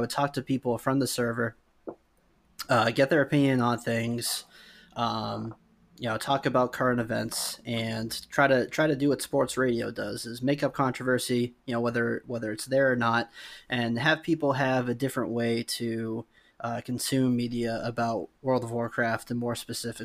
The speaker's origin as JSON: {"language": "English", "region": "New England", "country": "United States", "said": "I'm from New England"}